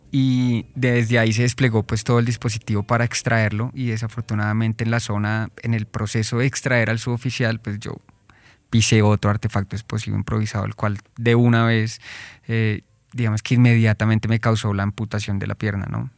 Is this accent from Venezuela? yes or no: no; Colombia; como colombianos